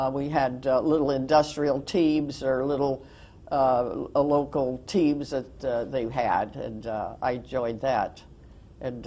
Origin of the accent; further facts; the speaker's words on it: Lennox, California, United States; also born or lived in Inglewood, California; now in Palm Desert, United States; I was born in Longvale, California, which is right next to LAX Airport